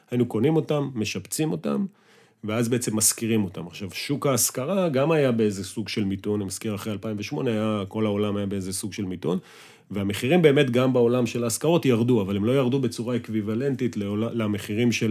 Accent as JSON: {"language": "Hebrew", "region": "Northern District", "country": "Israel", "tie": "born or raised there", "said": "שאנחנו חברי ילדות מגיל אה, שלוש, מרמת הגולן. אשכרה. היינו בגן ביחד, כן, וגדלנו ביחד"}